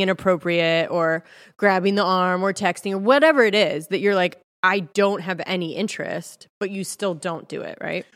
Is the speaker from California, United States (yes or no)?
yes; California, United States; moved away; also born or lived in Texas; I was from California.